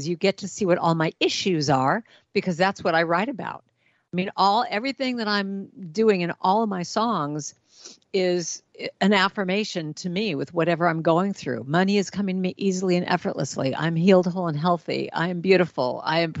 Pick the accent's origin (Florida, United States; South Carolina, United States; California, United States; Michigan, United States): California, United States; Los Angeles; that was my life all growing up in Hollywood